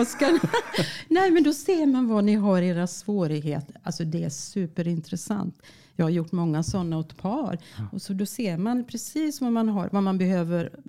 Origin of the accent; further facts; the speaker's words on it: Finland; accent: Finland Swedish; moved away; Jag är född i Finland och jag är finlandssvenska